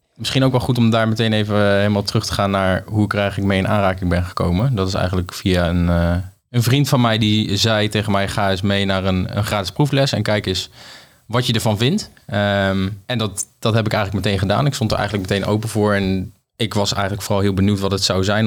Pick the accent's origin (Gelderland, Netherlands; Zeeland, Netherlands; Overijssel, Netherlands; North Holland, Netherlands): Gelderland, Netherlands; Apeldoorn; moved away as an adult; also born or lived in Lisbon / Nijmegen; Maar ik kom oorspronkelijk uit Apeldoorn, ben daar geboren